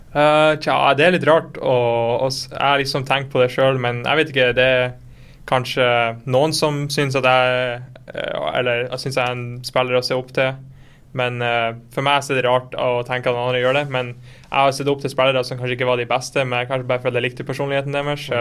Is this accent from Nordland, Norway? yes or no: yes; Fauske, Nordland, Norway; now in Berlin, Germany; jeg kommer fra Fauske, liten by i Nordland på siden av Bodø.